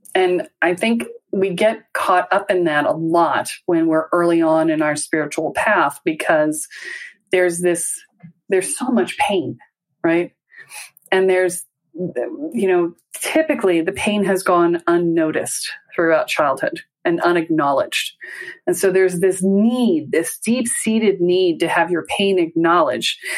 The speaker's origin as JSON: {"language": "English", "region": "the South", "country": "United States", "said": "I'm from the South."}